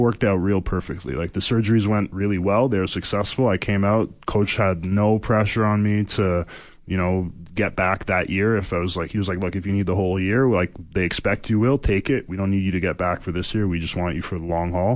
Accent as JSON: {"language": "English", "country": "Canada", "said": "I'm Canadian"}